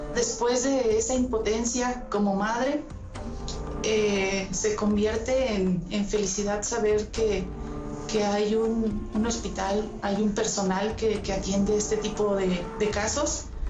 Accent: Ocampo, Michoacán, Mexico; soy de Ocampo, Michoacán

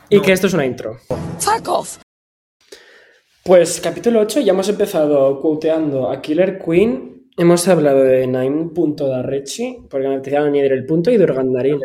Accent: Valencia, Valencian Community, Spain; yo de Valencia

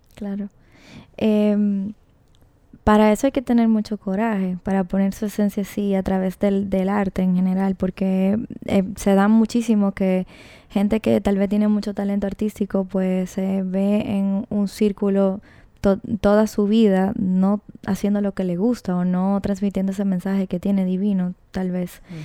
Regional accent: Dominican Republic; yo soy dominicana también

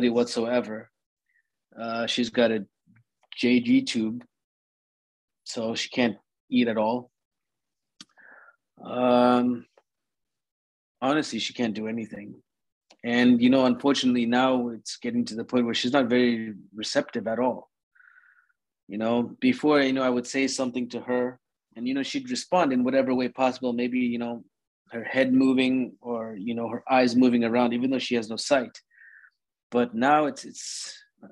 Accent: Orlando, Florida, United States; born and raised in Orlando, Florida.

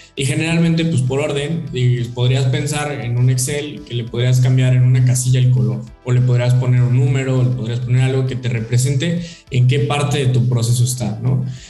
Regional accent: Mexico; nosotros como mexicanos

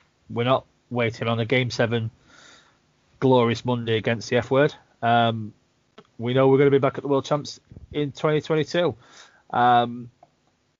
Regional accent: United Kingdom; British hockey fans

